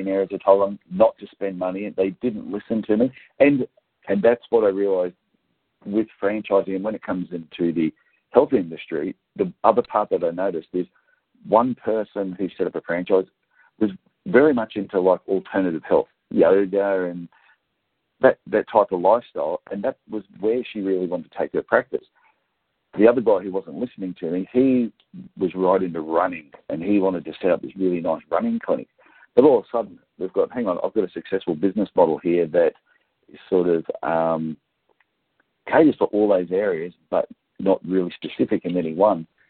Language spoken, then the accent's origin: English; Gold Coast, Queensland, Australia; I grew up down around the Gold Coast area